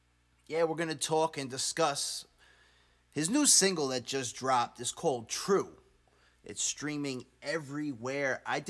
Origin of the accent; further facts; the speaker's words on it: Long Island, New York, United States; He is from my hometown in Long Island, New York. We kind of grew up together, sort of. I mean, you know, same town, different districts, I guess you could say. I went to Sachem, he went to Connectquot